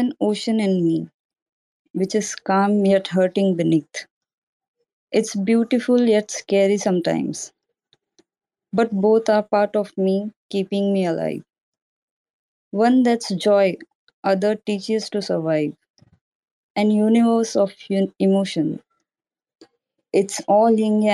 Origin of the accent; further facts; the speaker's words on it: India; I'm from India